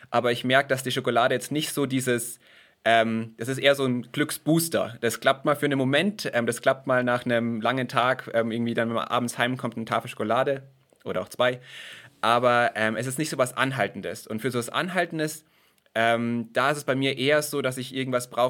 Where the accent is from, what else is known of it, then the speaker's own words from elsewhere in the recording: Bavaria, Germany; now in Bulgaria; Ähm, ich komme aus Bayern, aus Deutschland, aber ich wohne in Bulgarien und dort arbeite ich auch.